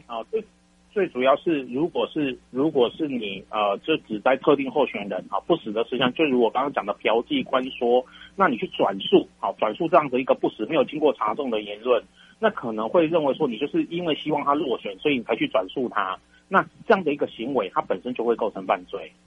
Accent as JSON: {"language": "Chinese", "country": "Taiwan", "said": "我们台湾人， 台湾的国民"}